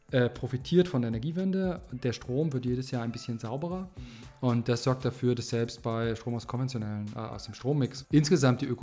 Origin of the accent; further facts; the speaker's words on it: Baltic coast, Germany; Ja, wo komme ich her? Ich komme eigentlich von der Ostsee. Ähm, ich bin in einem Land geboren, das gibt es gar nicht mehr.